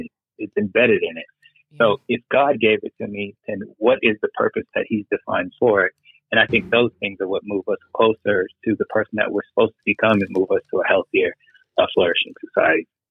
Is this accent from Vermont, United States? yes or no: no; Lawton, Oklahoma, United States; moved away as an adult; also born or lived in Europe; as a young black boy growing up in Lawton, Oklahoma